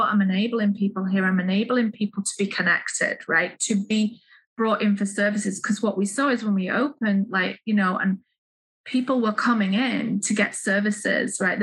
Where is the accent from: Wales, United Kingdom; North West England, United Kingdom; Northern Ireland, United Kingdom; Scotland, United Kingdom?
North West England, United Kingdom; Manchester; moved away; also born or lived in Leeds; I'm from the United Kingdom, from the north of England. I was born in Manchester and I moved east to Leeds